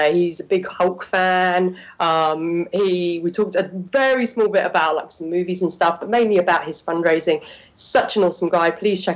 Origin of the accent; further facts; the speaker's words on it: United Kingdom; I'm British